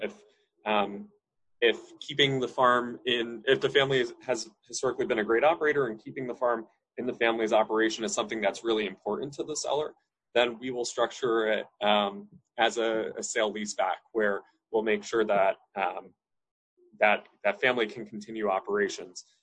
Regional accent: Hudson Valley, New York, United States; I grew up in the Hudson Valley, New York State

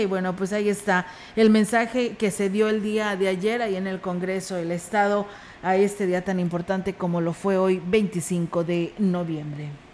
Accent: Ciudad Valles, San Luis Potosí, Mexico; somos de aquí de Valles

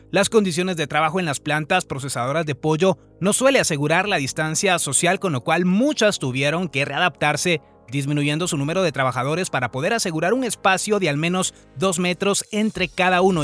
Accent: Guatemala; nosotros como guatemaltecos

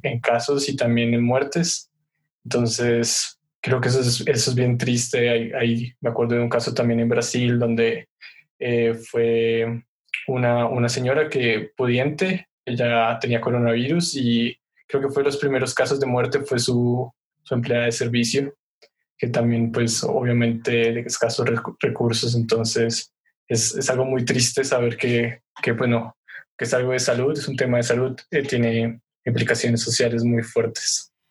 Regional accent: Sogamoso, Boyacá, Colombia; Sogamoso, que es de donde soy

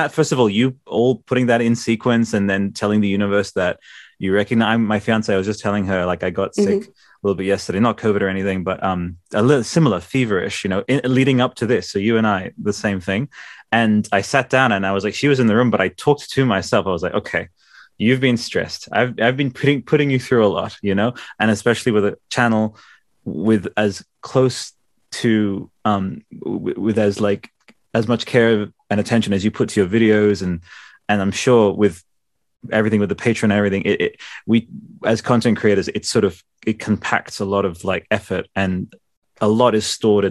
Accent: Italy; All I'll say is, and I'm from Italy, right?

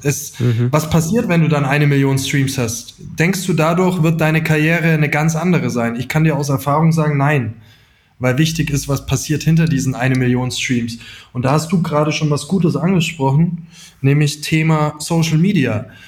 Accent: near Augsburg, Bavaria, Germany; also born or lived in Dillingen an der Donau; wir kommen aus der Nähe von Augsburg ursprünglich

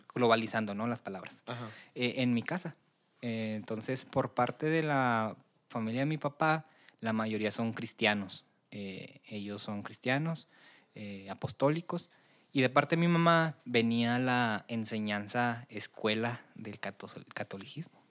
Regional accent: Delicias, Chihuahua, Mexico; also born or lived in Tamazula, Durango; yo soy de Ciudad de Delicias, nazco allá, nazco y me llevan a, la Sierra de Tamazula, Durango, de ahí es la familia de mi papá

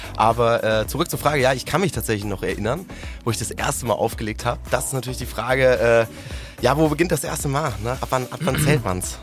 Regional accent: Frankfurt area, Hesse, Germany; now in Hamburg, Germany; hier oben äh, in Hamburg oder aus der Frankfurter Richtung, wo ich herkomme.

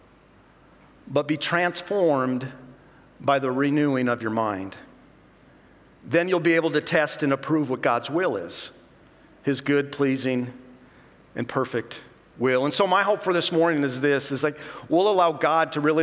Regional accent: North Dakota, United States; Now, I'm from North Dakota. Spent almost all my life in North Dakota.

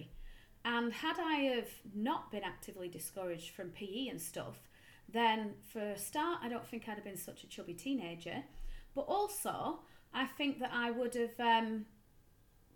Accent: Darwen, North West England, United Kingdom; I grew up in Darwin.

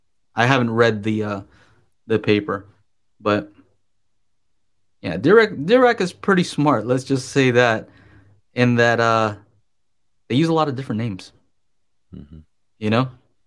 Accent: Burbank, California, United States; I grew up kind of in the Burbank area, right? Where you see like movie stars here and there.

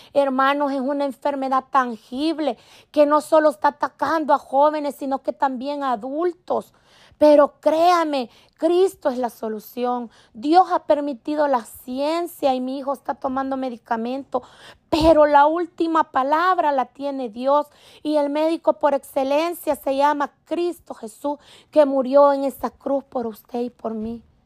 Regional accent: El Salvador; now in Maryland, United States; pude regresar a visitar a mi gente en mi país, El Salvador, como les decía, yo soy salvadoreña

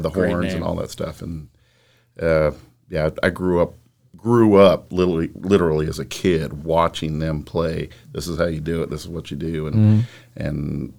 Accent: Kansas, United States; moved away as an adult; also born or lived in Boulder, Colorado; now in Roanoke, United States; I grew up in Kansas and left, there in 1989, was in the Army for 6 years, and then got out of the military and went to, I was in Boulder, Colorado for 5 years.

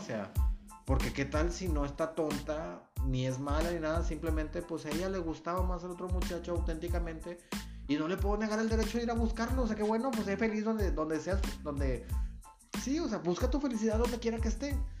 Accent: Nuevo Laredo, Tamaulipas, Mexico; yo soy un chavo de No Laredo

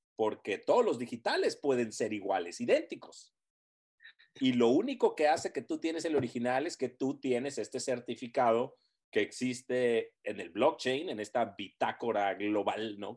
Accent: Tijuana, Baja California, Mexico; moved away as an adult; also born or lived in Los Angeles; cuando yo me fui de Tijuana a, a, Los Ángeles

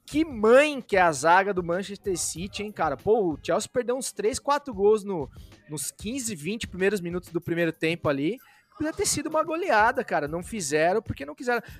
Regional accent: Brazil; nós como brasileiros

